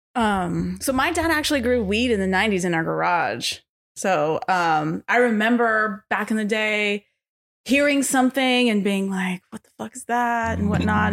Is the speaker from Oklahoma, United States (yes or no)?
no; Los Angeles, California, United States; born and raised in L A, North Hollywood